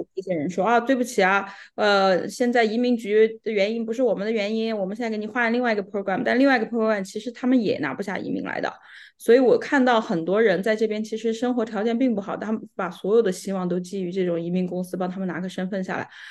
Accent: Sichuan, China; moved away as an adult; also born or lived in Macau; now in Vancouver, Canada; 我呢是出生长大在四川，跟 Calvin 呢是老乡

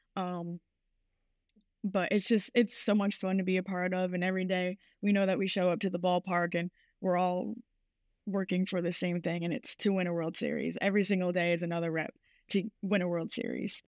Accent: Rhode Island, United States; my whole life I grew up in Rhode Island, so the Boston area

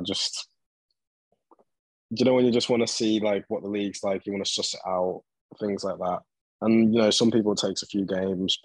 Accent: England, United Kingdom; I'm English.

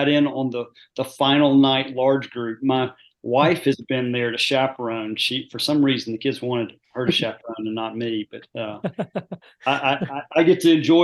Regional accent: Dalton, Georgia, United States; moved away as an adult; also born or lived in Auburn, Alabama / Atlanta, Georgia / North Carolina; now in Trussville, United States; I grew up in Dalton, Georgia, North Georgia

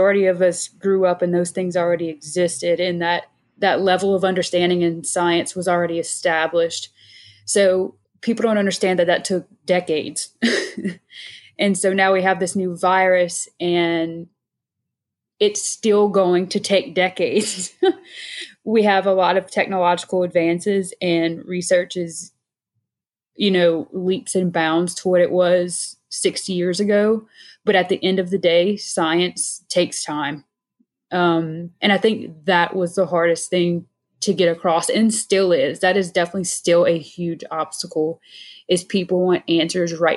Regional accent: Avoyelles Parish, central Louisiana, United States; one of which is my home parish, born and raised in Voiles

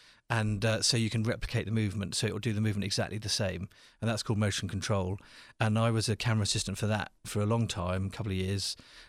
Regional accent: St Albans, East of England, United Kingdom; I grew up in a little town called St. Albans, which to people in England means nothing, but to people from the rest of the world is 2,000 years old

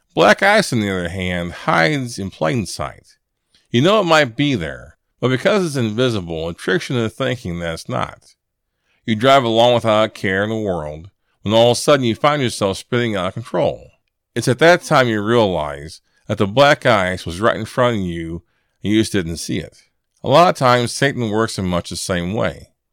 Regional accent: Illinois, United States; moved away; I'm from Illinois originally, and I'm accustomed to snow and cold weather

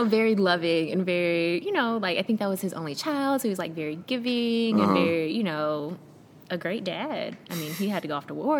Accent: Memphis, Tennessee, United States; also born or lived in South Korea / Camp Lejeune, North Carolina; I grew up in Memphis.

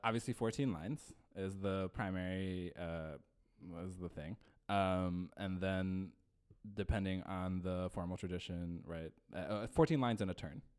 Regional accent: Eastern Washington, United States; also born or lived in Philippines; as someone born in the Philippines myself, uh, I grew up in Eastern Washington

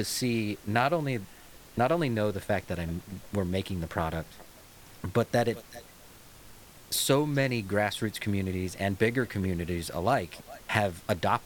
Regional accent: United States; I'm American

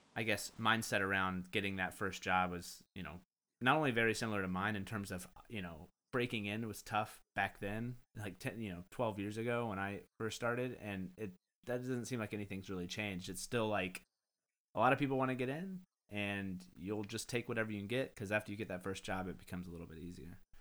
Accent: United States; me being ignorant American

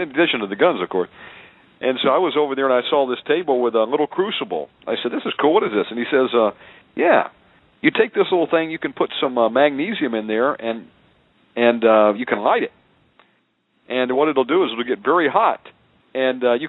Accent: Plano, Texas, United States; moved away as an adult; also born or lived in Costa Rica; I went to high school out there in Plano

